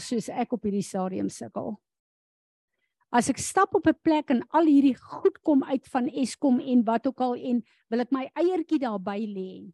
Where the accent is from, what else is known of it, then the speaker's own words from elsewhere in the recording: South Africa; as 'n Suid-Afrikaner